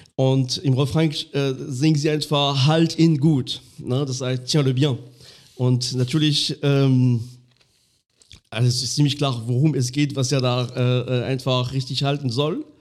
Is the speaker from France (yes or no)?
yes; Lorraine, Grand Est, France; born or raised there; German is a second language; moved away